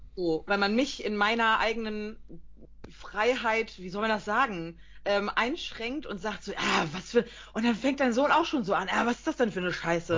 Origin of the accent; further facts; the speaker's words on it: Emsland, Lower Saxony, Germany; Wir kommen aus dem Emsland